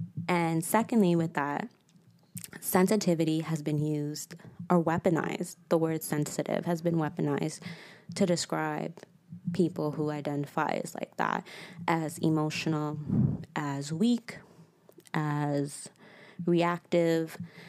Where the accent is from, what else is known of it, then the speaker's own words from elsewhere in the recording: St. Louis, Missouri, United States; born there; I was born in the States, which is random. And even more random, it was in St. Louis, Missouri.